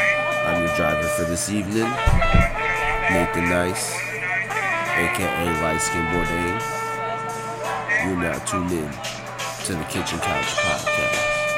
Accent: Seattle, Washington, United States; growing up in Seattle, I thought that Seattle was diverse, and it is in a sense, minus the black people and there's some Mexican Latinx people, but not much.

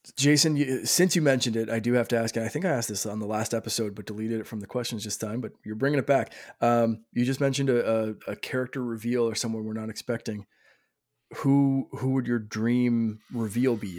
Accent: Canada; I'm Canadian

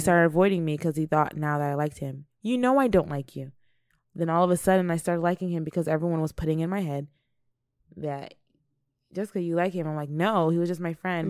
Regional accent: United States; also born or lived in Nigeria; Growing up in America as an African child

